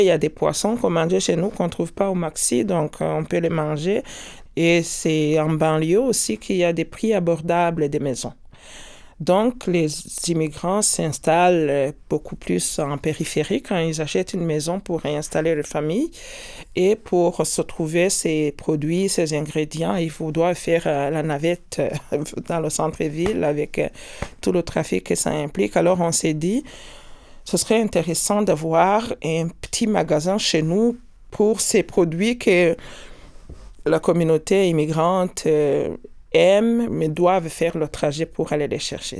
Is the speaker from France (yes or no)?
no; Rwanda; moved away as an adult; now in Quebec, Canada; Je suis née au Rwanda et j'ai vécu au Rwanda jusqu'à 35 ans